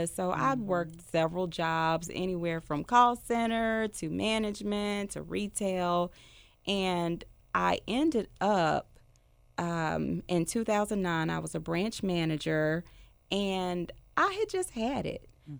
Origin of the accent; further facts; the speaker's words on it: Memphis, Tennessee, United States; I am from here in Memphis. Okay. I grew up in Hickory Hill.